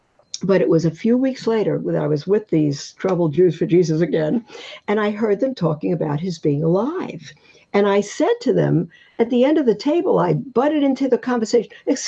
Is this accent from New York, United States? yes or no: yes; New York City, New York, United States; Growing up in Brooklyn, Easter bunnies and bonnets